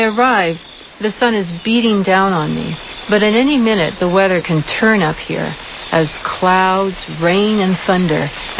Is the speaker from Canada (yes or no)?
yes; Nova Scotia, Canada; also born or lived in Hawaii; My early years were spent growing up in Nova Scotia, where simply the fact of being Americans made us outsiders. As an adult, I ended up living in Hawaii for 9 years.